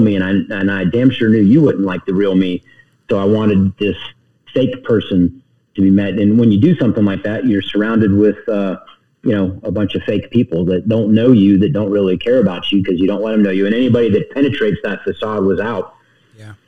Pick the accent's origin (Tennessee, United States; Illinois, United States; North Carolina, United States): North Carolina, United States; Charlotte; also born or lived in Youngstown, Ohio; I grew up in the South. I claim the South